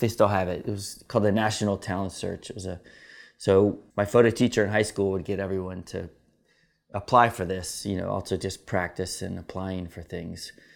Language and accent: English; Atlanta, Georgia, United States; I was born in Atlanta, Georgia